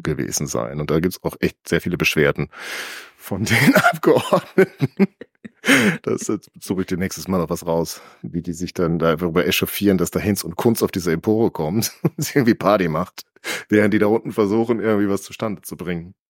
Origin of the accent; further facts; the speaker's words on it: County of Mark, North Rhine-Westphalia, Germany; da, wo ich herstamme, die Grafschaft Mark